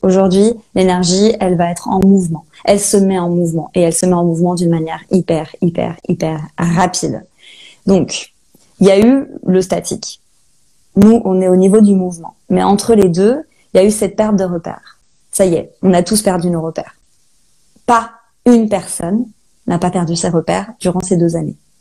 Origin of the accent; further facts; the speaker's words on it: Saint-Malo, Brittany, France; moved away as an adult; also born or lived in Australia; now in Rennes, France; je suis Malouine de Saint-Malo. Euh, voilà, j'ai grandi là-bas.